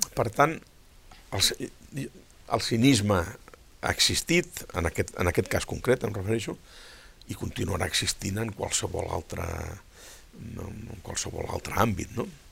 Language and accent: Catalan; Catalonia, Spain